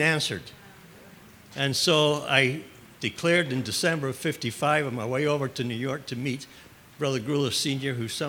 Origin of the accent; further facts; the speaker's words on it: Scotland, United Kingdom; moved away as an adult; now in Midwest, United States; I'm not from the Midwest. I'm actually from a dairy farming village in the southwest of Scotland